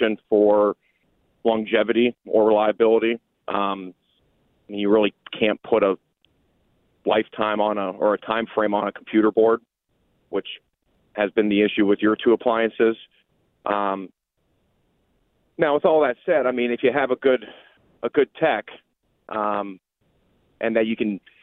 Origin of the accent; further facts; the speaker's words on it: Newton, Iowa, United States; I grew up in Newton, Iowa, which is where Maytag was manufactured up until about 2003